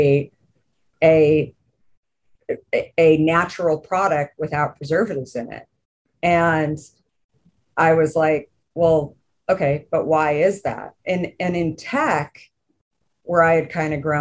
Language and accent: English; Arizona, United States; growing up in Arizona